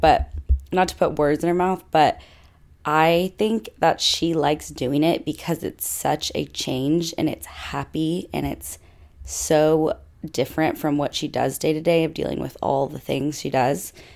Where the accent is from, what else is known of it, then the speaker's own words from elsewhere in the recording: Fayetteville, Arkansas, United States; I grew up in Fayetteville, where Arkansas is.